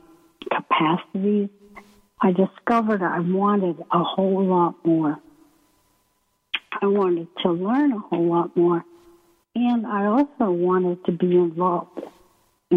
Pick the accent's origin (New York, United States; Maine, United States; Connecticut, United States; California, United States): Maine, United States; moved away as an adult; also born or lived in San Francisco; I come from Maine